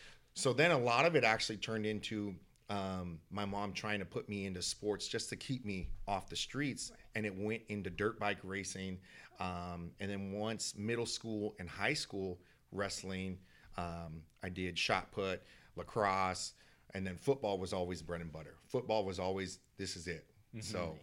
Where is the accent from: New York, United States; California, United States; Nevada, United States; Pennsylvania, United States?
California, United States; San Diego; also born or lived in Oakland; So I was born in Oakland, but I call San Diego home because we moved quite a bit.